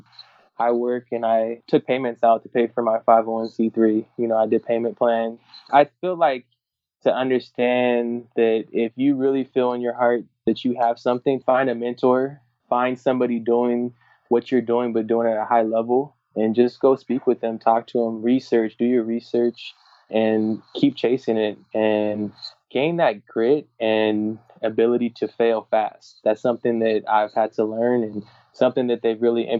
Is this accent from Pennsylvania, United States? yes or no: no; Orange County, California, United States; I grew up in Orange County